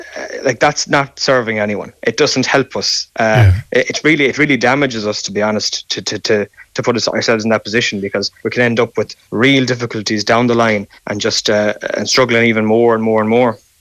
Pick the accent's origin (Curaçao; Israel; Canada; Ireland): Ireland; As Irish men, we